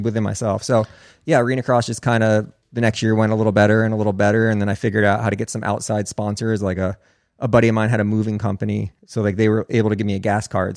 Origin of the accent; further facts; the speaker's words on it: New Jersey, United States; I'm from New Jersey